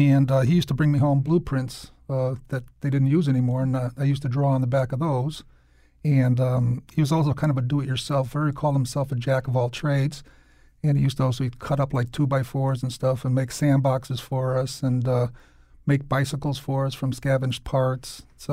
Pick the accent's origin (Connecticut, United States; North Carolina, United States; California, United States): Connecticut, United States; New Britain; also born or lived in Hartford; Yeah, I was actually born in Hartford, but then immediately we moved to New Britain, and I'm from a family of 10